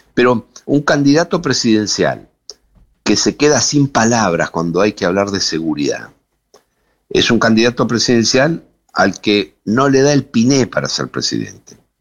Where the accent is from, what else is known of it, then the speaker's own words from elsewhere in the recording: Buenos Aires Province, Argentina; Yo estoy en la provincia de Buenos Aires, soy bonaerense